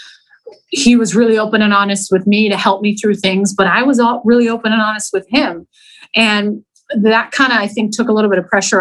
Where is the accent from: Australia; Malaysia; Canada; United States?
Canada; moved away as an adult; being a Canadian